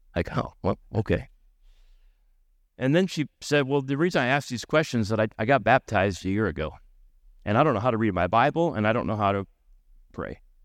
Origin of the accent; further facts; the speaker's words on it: United States; accent: American; now in Canada; here in Canada, I'm speaking American